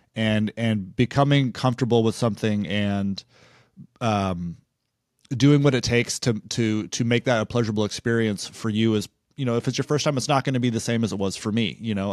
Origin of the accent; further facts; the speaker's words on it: Big Sur, California, United States; I grew up just outside Big